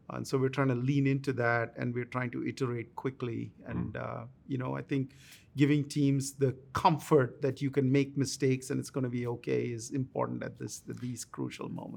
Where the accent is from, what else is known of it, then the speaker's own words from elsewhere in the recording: India; moved away as an adult; now in United States; I grew up in India